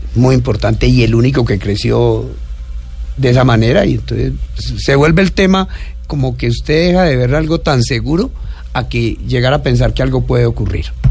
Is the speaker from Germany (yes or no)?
no; Inírida, Guainía, Colombia; also born or lived in Algeciras, Huila, Colombia; A los, nueve años, a los nueve años llegué a Inirida porque mi papá llegó allá de maestro